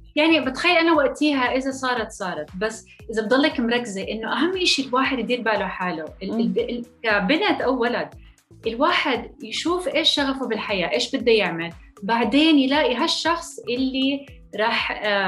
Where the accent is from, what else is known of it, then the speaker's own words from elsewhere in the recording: Jordan; moved away as an adult; also born or lived in France; now in Texas, United States; انا اصلي اردنيه فلسطينيه ولدانة بفرنسا بس عشت معظم حياتي معظم طفولتي بالأردن